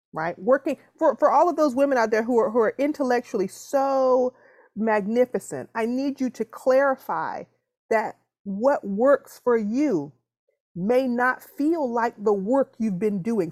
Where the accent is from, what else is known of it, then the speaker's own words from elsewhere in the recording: the South, United States; I'm from the South